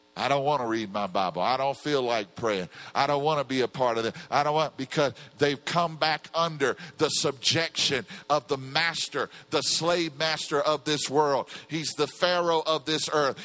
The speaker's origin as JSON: {"language": "English", "region": "Louisiana", "country": "United States", "said": "I come from Louisiana where the oil spill's going on"}